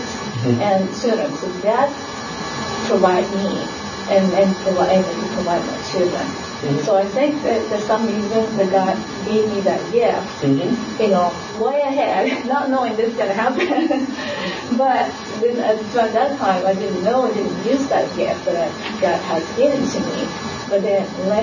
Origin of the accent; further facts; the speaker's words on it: Japan; now in United States; I came from Japan.